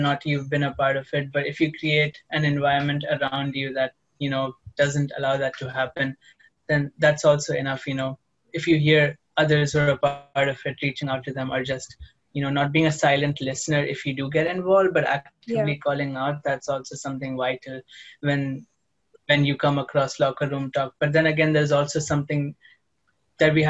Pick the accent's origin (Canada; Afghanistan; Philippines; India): India; now in United Arab Emirates; I'm from India, but I live in the UAE.